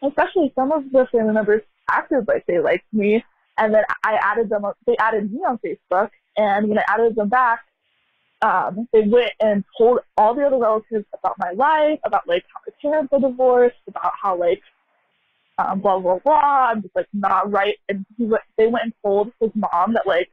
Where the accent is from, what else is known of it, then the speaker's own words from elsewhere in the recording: United States; I'm American, born and raised here